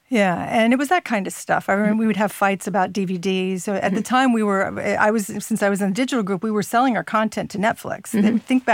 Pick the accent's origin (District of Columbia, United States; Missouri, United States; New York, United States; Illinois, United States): District of Columbia, United States; D.C.; I grew up near Washington, D.C.